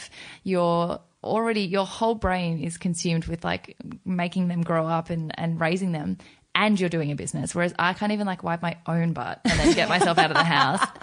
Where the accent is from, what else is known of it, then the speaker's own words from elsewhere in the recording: Australia; also born or lived in South Korea; I've grown up as an Australian in my mind, like I'm such a country bumpkin Australian